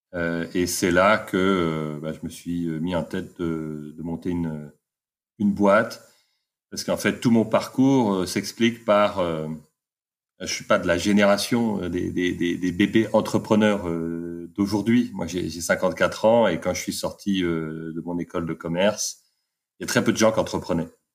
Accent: Paris, Île-de-France, France; moved away as an adult; also born or lived in London; je suis parisien d'origine

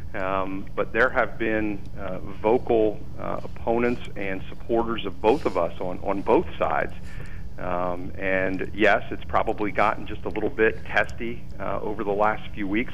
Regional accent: Lewisburg, Pennsylvania, United States; also born or lived in Selinsgrove, Pennsylvania / Kelly Township, Pennsylvania; I'm born and raised in Lewisburg

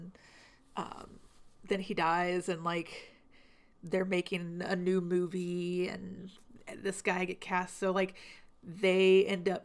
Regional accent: Memphis, Tennessee, United States; moved away; I'm from Memphis. That is my hometown.

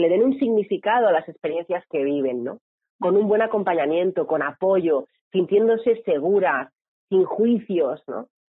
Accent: Barcelona, Catalonia, Spain; Yo, yo soy de Barcelona y vivo en Barcelona.

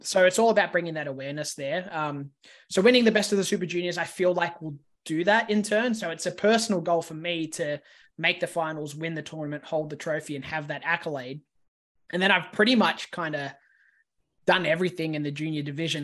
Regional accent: Australia; I'm from Australia

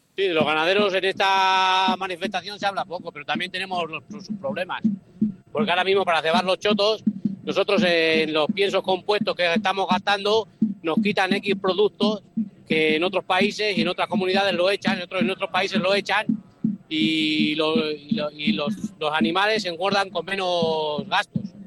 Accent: a village near El Barco de Ávila, Castile and León, Spain; Yo soy de un pueblo cerca de Barco de Ávila, en mi pueblo

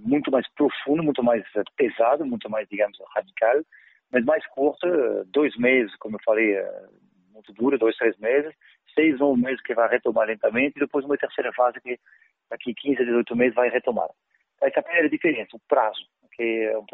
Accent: France; Portuguese is a second language; also born or lived in Paris; now in Brazil; Eu sou francês, eu vivi com terrorismo durante anos em, Paris

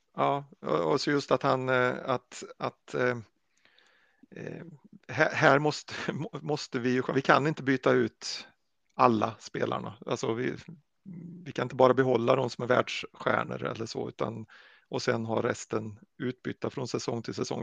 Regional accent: Sweden; som svenskar

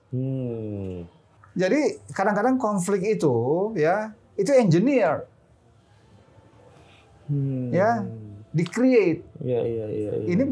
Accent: Pekanbaru, Riau, Indonesia; born there; Pekanbaru ya. Hanya numpang lahir saja di Pekan.

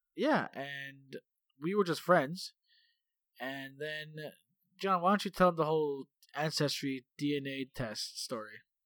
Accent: Toronto, Ontario, Canada; moved away as an adult; we come from, well, I mean, we're from Toronto

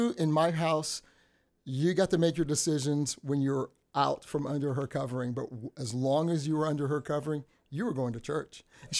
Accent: Texas City, Texas, United States; So my family migrated, but I was born in Texas City, Texas. So I'm 100% American. Really, I should say 100% Texan.

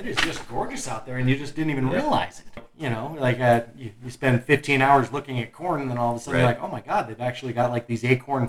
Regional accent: Golden, Colorado, United States; we grew up right here in Golden.

